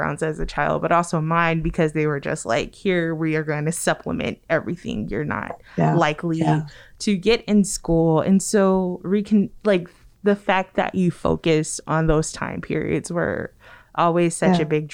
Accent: Compton, California, United States; I grew up primarily in Compton, California

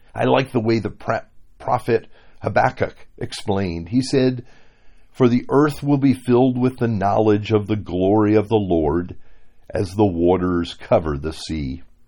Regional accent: Miami, Florida, United States; moved away as an adult; my hometown, Miami

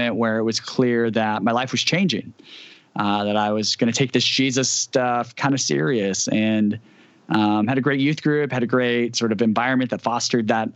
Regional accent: near Fresno, Central California, United States; now in Seattle, United States; I grew up in Central California. So near Fresno, that'd be the closest major city, but farmland everywhere

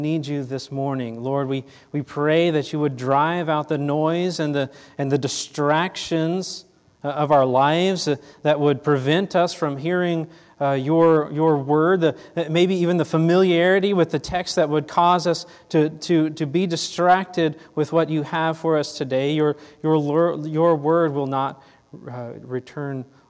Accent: Fort Worth, Texas, United States; I was born here in Fort Worth, a local Texas guy, born and raised right here.

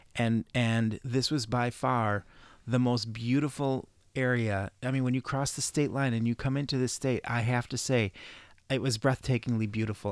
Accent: Midwest, United States

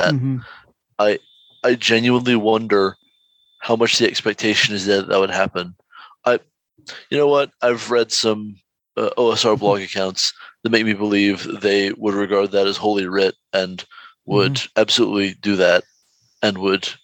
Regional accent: United States; Speaking as American

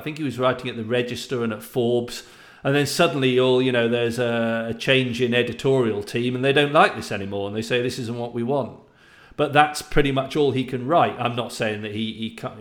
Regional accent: United Kingdom; I'm British

